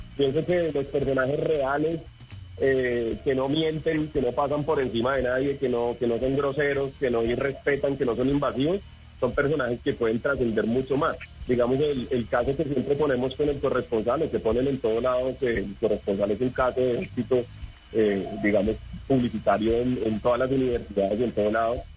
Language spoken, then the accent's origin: Spanish; Villavicencio, Meta, Colombia; es mi región, yo soy allá de Villavicencio